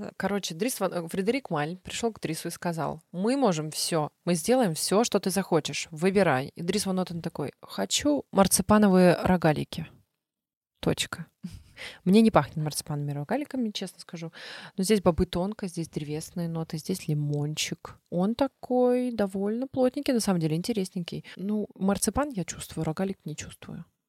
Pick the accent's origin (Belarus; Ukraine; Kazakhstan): Belarus; Вообще я белоруска, отец у меня украинец, а бабушка немка